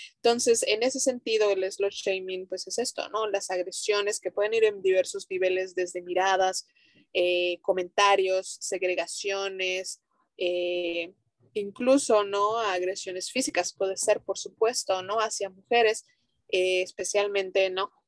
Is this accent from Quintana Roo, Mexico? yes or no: no; Mérida, Yucatán, Mexico; nosotras eh, somos de Mérida, Yucatán, México